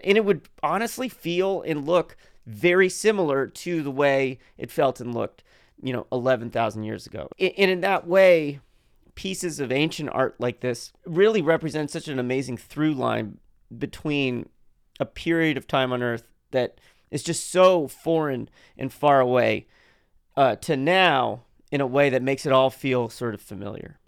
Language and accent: English; United States; I am dutifully playing my role as an American